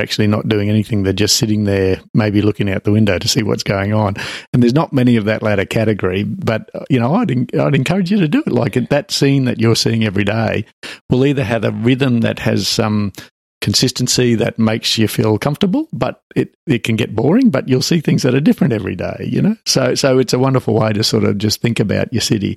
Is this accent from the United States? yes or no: no; Brisbane, Queensland, Australia; I was growing up in Brisbane